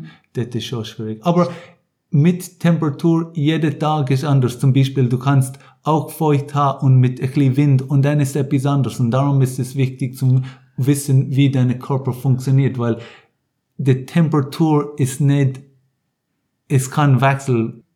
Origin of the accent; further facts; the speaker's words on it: Ireland; German is a second language; also born or lived in Munich, Germany; now in Rapperswil, Switzerland; ich kann viel in Irland aufgewachsen